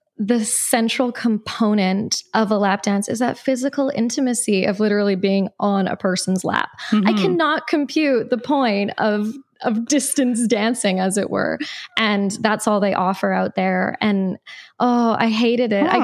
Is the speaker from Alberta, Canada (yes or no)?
yes; Edmonton, Alberta, Canada; moved away as an adult; also born or lived in Ontario; I'm originally from Edmonton, Alberta, and after various treks across our beloved country, I've actually come back to Edmonton